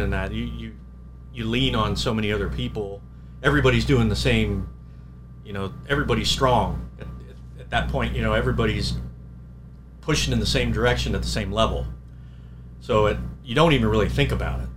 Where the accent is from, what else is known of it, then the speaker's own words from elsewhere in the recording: Anaheim, California, United States; moved away as an adult; now in Reading, Pennsylvania, United States; I I grew up in Anaheim